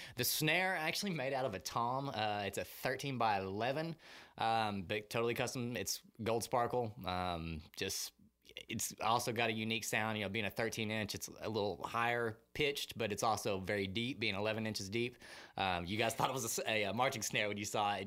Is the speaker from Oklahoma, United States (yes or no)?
yes; Muskogee, Oklahoma, United States; moved away as an adult; now in Austin, United States; I am originally from Muskogee, Oklahoma.